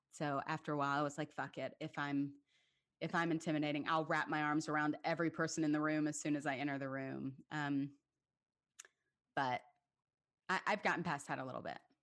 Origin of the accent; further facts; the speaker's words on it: Lexington, Kentucky, United States; moved away as an adult; also born or lived in Manhattan, New York; now in Atlanta, United States; it was such a really incredible community growing up in Lexington